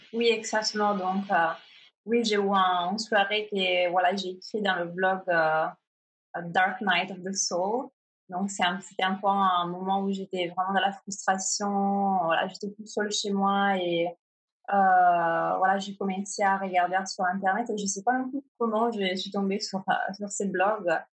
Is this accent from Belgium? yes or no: no; Italy; French is a second language; moved away as an adult; also born or lived in Milan, Italy; now in Paris, France; je suis italienne